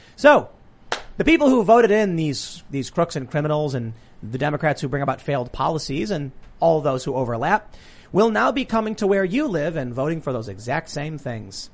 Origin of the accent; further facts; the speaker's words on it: Chicago, Illinois, United States; I was growing up in Chicago